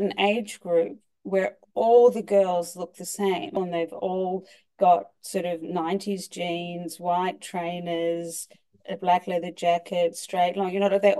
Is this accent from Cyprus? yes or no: no; Australia; moved away as an adult; now in New York, United States; I'm originally Australian